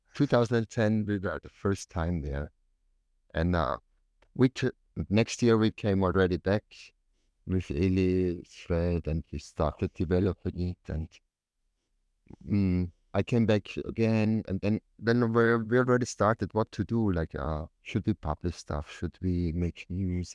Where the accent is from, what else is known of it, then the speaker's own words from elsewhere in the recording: Tyrol, Austria; I came from Tirol